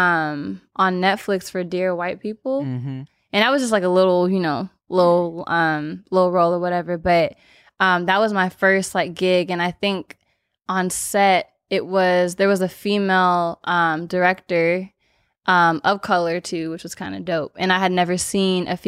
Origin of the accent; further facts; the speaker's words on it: Los Angeles, California, United States; LA born and raised.